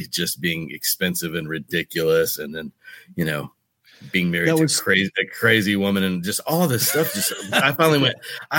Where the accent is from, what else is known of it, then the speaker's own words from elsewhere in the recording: Oklahoma, United States; moved away as an adult; also born or lived in Texas / Los Angeles / New Orleans; now in Mississippi, United States; I grew up in the South, man. I grew up on a cattle farm in Oklahoma, you know, and Texas, and bounced back and forth between Oklahoma and Texas mostly.